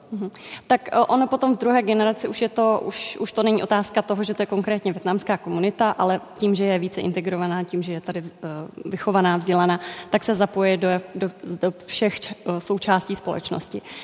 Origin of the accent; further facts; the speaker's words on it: Czechia; z Česka